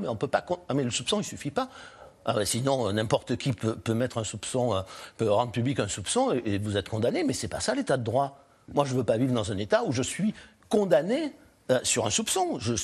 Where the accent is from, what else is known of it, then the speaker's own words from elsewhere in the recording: France; je suis français